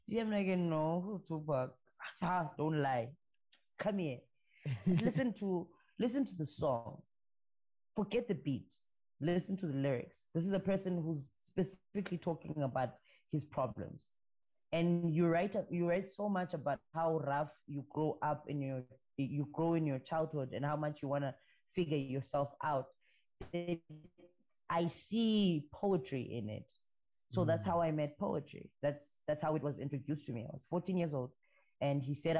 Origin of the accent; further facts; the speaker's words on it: Ngaleni and Port Elizabeth, Eastern Cape, South Africa; also born or lived in Tabankulu; I grew up between PE and in Ngaleni